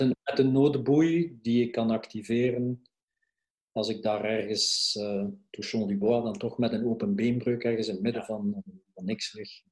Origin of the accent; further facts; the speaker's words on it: Belgium; we als Belgen